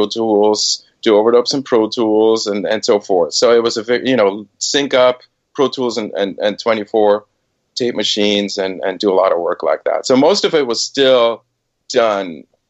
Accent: Switzerland; moved away as an adult; also born or lived in Boston / New York; I was born and raised in Switzerland

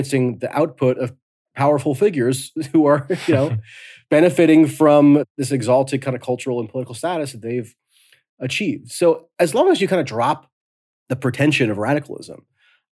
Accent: New Jersey, United States; I'm from New Jersey.

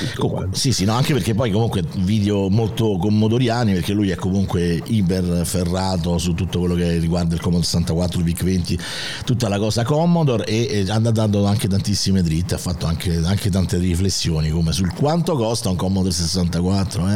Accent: Rome, Lazio, Italy; accent: Roman (romanesco); il mio dialetto romano

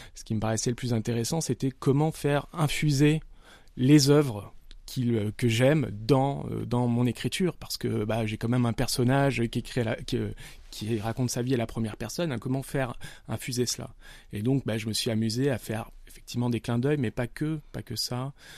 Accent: Nice, Provence-Alpes-Côte d'Azur, France; je viens de Nice

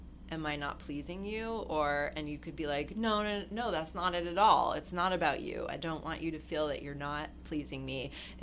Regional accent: Los Angeles, California, United States; growing up in Hollywood

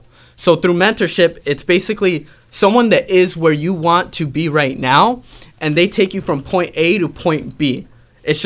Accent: San Diego, California, United States; I grew up in San Diego.

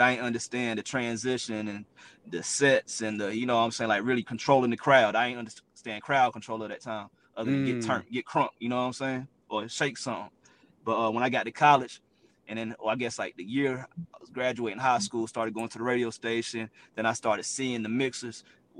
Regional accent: the Carolinas, United States; Growing up in the Carolinas was real dope as well.

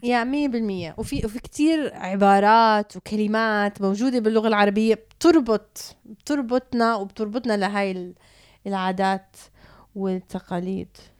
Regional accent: Canada; تربيت بكندا

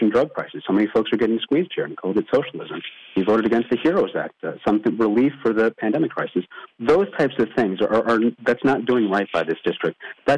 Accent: Port St. Lucie, Florida, United States; also born or lived in Queens, New York; I grew up here in Port St. Lucie, so I was actually born up in Queens, New York.

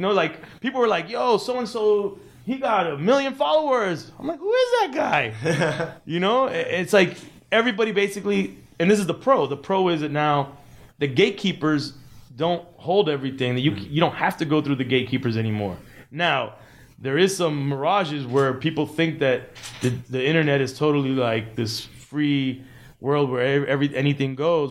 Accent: Miami, Florida, United States; we're from Miami

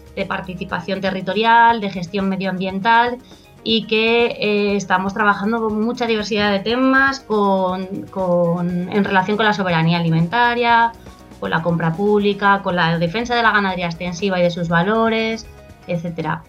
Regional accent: Extremadura, Spain; como la mía, que yo vengo de Extremadura

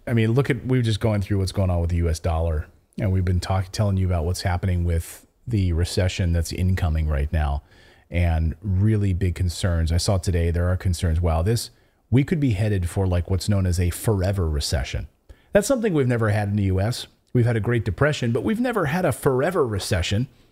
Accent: United States; moved away as an adult; now in Portugal; I'm American

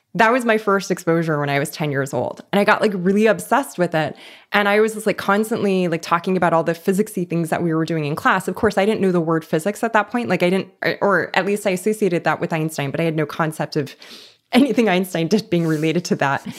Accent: Los Angeles, California, United States; I grew up in East Los Angeles

